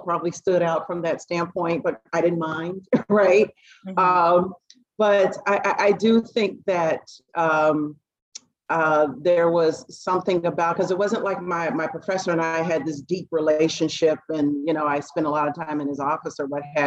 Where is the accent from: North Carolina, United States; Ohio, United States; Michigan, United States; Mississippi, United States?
Ohio, United States; Dayton; I'm from Dayton, Ohio